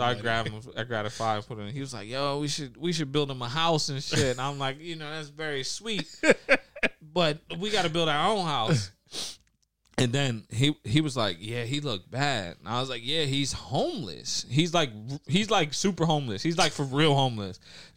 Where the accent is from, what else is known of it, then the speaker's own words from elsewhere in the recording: New York, United States; growing up in New York